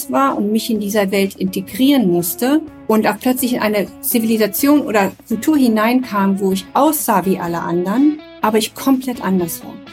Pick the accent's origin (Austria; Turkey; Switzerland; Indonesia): Indonesia; Papua; also born or lived in Nepal / Germany; ich bin ja in Nepal geboren, in, äh, in der Nähe von Kathmandu, wo meine Eltern zuerst stationiert waren mit einem Stamm oder mit einem Dorf in Nepal. Und als ich drei war, mussten wir das Land verlassen